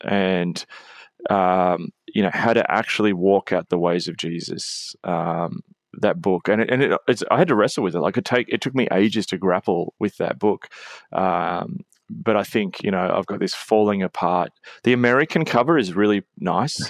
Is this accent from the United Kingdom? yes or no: no; Australia; as an Australian